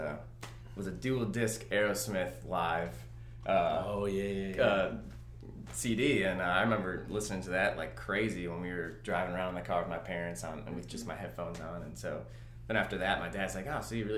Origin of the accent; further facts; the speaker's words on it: Kalamazoo, Michigan, United States; moved away as an adult; now in Jackson, United States; I grew up in Kalamazoo, Michigan as well